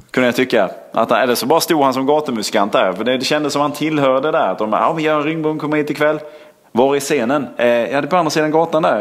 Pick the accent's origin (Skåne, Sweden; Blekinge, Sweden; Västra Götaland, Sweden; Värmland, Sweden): Blekinge, Sweden; Sölvesborg; Herregud, när jag växte upp i Sölvesborg var det alltid så här.